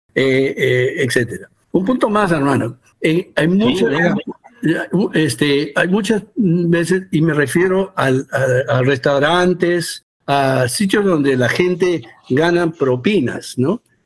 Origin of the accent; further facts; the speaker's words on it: United States; also born or lived in Peru; yo soy peruano, pero crecí en Estados Unidos